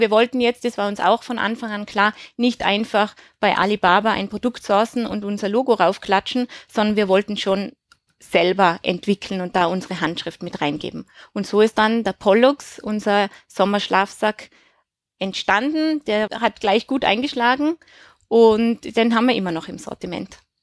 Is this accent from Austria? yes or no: yes; Tyrol, Austria; moved away; also born or lived in Switzerland / Germany; ich bin in Tirol aufgewachsen